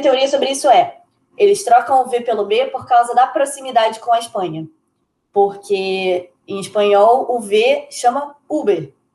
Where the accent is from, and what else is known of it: Rio de Janeiro, Brazil; moved away as an adult; also born or lived in southern Portugal; now in Portugal